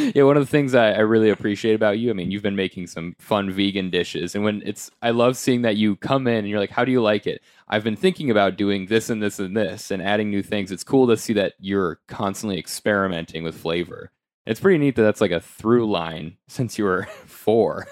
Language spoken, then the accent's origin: English; United States; now in New York City, United States; being American